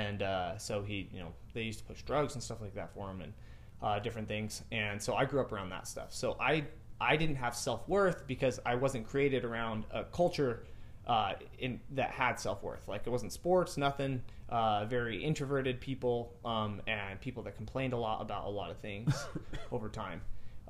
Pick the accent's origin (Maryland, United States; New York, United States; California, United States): California, United States; Lompoc; moved away; I was a local celebrity in my hometown